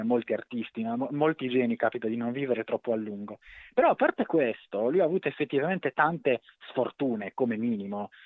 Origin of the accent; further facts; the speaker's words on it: Cagliari, Sardinia, Italy; moved away; Io sono di Cagliari, sono originariamente di Cagliari, poi non ci vivo da tanto tempo, ma un po' l'accento è rimasto